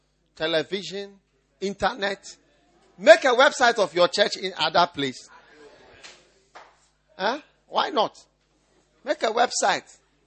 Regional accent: Nigeria; I'm a Nigerian. The blood is flowing in my veins.

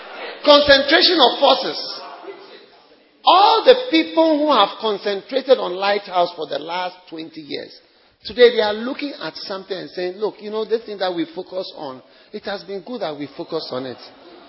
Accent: Nigeria; let me tell you, I'm a different kind of Nigerian, eh? Different kind of Nigerian.

